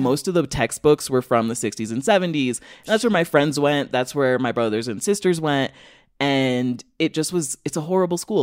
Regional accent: Rockford, Illinois, United States; moved away as an adult; also born or lived in Western Massachusetts / Chicago; growing up there, like, I can talk about Rockford being bad

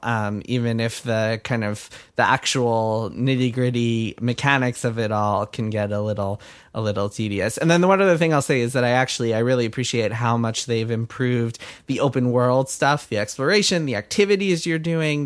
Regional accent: Westchester, New York, United States; my hometown of Westchester

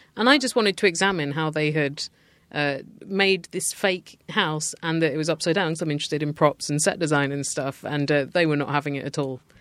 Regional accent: United Kingdom; as a British person.

